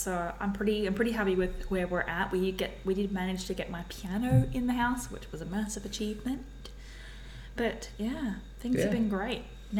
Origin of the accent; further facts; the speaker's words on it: Australia; I'm a rando from Australia